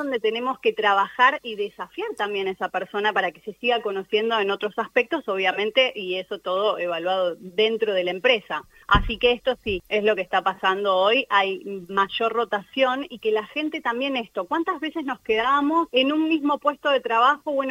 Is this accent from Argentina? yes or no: yes; Argentina; now in Punta del Este, Uruguay; yo soy argentina, hace dos años me vine a vivir a Uruguay, estoy en Punta del Este gracias a un uruguayo.